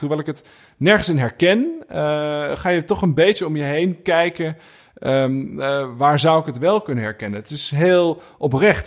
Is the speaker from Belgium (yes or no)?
no; Burgundy, Bourgogne-Franche-Comté, France; moved away; in het dorpje waar ik ben geboren